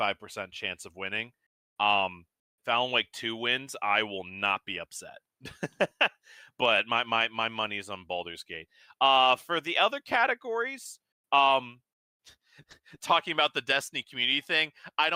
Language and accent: English; United States; as an American